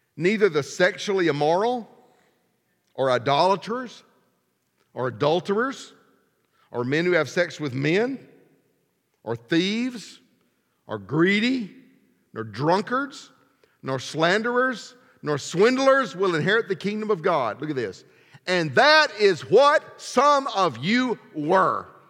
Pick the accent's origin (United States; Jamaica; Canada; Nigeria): United States; Alabama; I was from Alabama